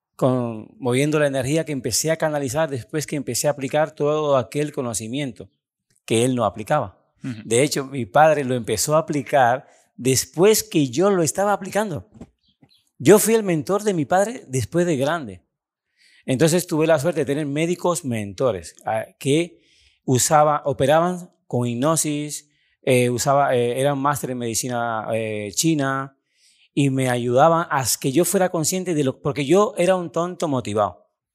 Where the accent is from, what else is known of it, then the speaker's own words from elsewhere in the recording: Cuba; moved away as an adult; also born or lived in Italy; vengo desde Cuba, un país bastante pobre